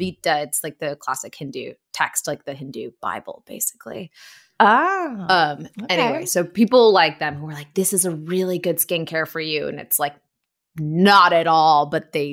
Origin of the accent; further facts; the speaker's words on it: Buffalo, New York, United States; I'm from Buffalo, so I love the Buffalo Bills